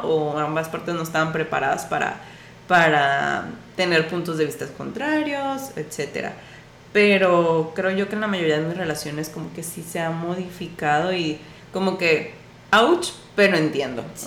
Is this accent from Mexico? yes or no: yes; Mexico; como cultura mexicana y a, lo mejor latinoamericana